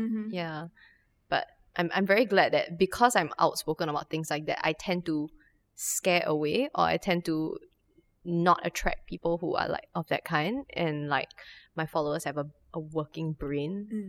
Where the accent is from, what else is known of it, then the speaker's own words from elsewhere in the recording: Singapore; as like a Singaporean Chinese person.